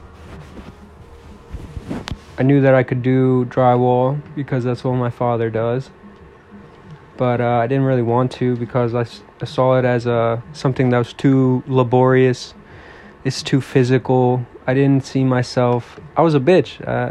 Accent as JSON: {"language": "English", "region": "East Coast of the United States", "country": "United States", "said": "I'm from the East Coast of United States."}